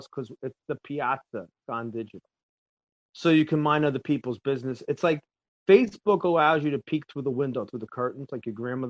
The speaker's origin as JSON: {"language": "English", "region": "New Jersey", "country": "United States", "said": "because we're Italians, we can't have one group. We have to have 1 million groups. So, you know, Jersey Italians, I am from New Jersey, an Italian. Italian from New Jersey"}